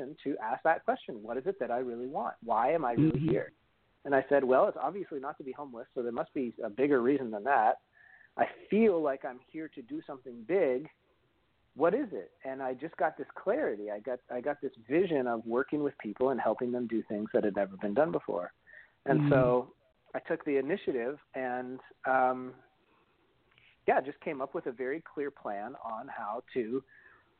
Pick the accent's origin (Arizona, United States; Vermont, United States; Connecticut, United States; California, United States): Vermont, United States; moved away as an adult; also born or lived in New York City; I'm originally from Vermont. And I moved to New York City when I was in my very early 20s